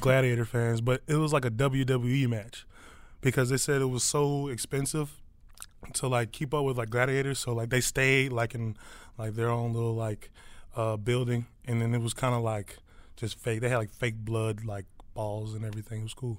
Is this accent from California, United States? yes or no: no; Philadelphia, Pennsylvania, United States; now in Detroit, United States; I'm from Philly.